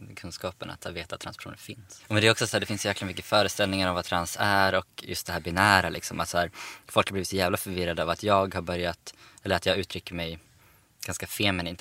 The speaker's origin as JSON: {"language": "Swedish", "town": "Umeå", "region": "Västerbotten County", "country": "Sweden", "moved": "yes", "lives_now": "Stockholm, Sweden", "said": "Sen har jag, flyttade jag till Stockholm också. Jag är från Umeå egentligen"}